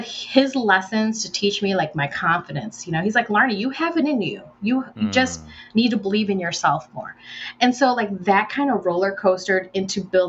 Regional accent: United States; also born or lived in Philippines; I was Filipino American growing up in America

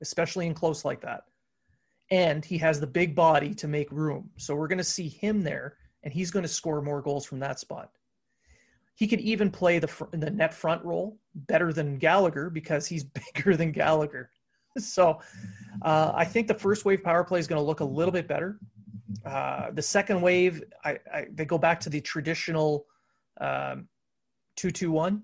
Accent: Ontario, Canada; now in Quebec, Canada; I live in the Q region. I watch Q League games. I'm from the Ontario region.

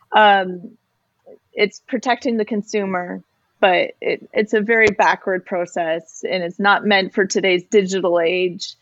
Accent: Canada; as a Canadian, our healthcare system covers going to the doctor

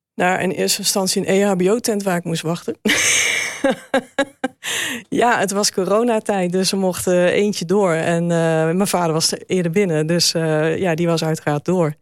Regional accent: Zutphen, Gelderland, Netherlands; we zijn opgegroeid in Zutphen

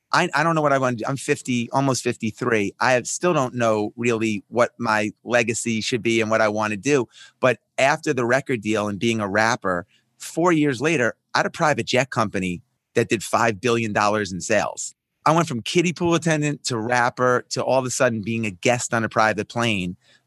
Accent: Roslyn, New York, United States; born or raised there

